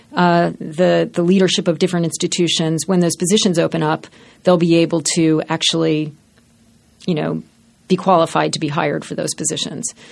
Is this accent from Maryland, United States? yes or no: yes; Baltimore, Maryland, United States; In Baltimore. I grew up in Baltimore.